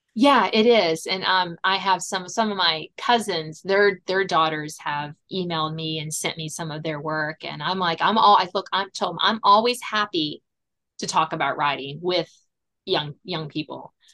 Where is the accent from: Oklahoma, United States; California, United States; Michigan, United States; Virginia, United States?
Virginia, United States; south of Richmond; I am a Virginia native, born and bred, grew up south of Richmond